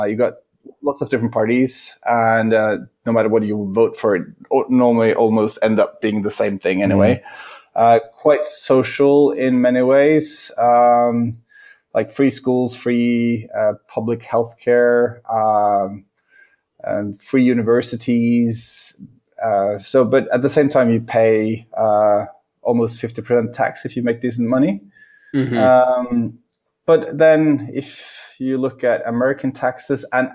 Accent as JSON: {"language": "English", "region": "Oslo", "country": "Norway", "tie": "born or raised there", "said": "I grew up in Oslo, Norway"}